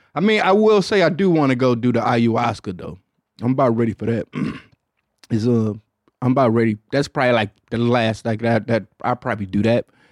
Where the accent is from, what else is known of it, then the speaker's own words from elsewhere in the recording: Detroit, Michigan, United States; I'm from Detroit